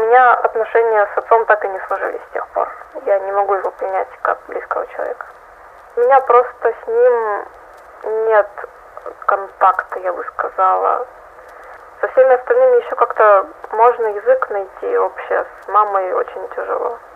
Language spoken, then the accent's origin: Russian; Russia; я из России